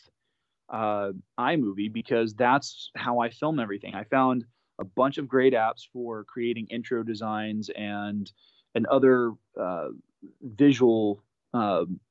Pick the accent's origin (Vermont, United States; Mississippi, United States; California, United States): California, United States; also born or lived in Japan; growing up in California, going through the California State